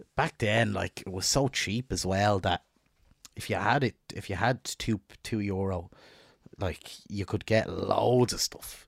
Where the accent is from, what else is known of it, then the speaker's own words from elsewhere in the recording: Dublin, Leinster, Ireland; where I grew up in North Dublin